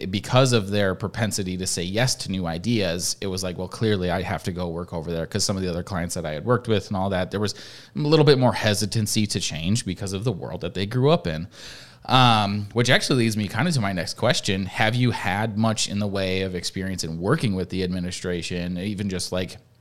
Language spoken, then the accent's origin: English; Midwest, United States; I'm from the Midwest. I've lived in the Midwest my whole life